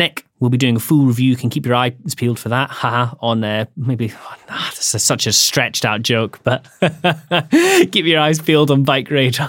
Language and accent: English; Scotland, United Kingdom; Yeah, I'm Scottish as well.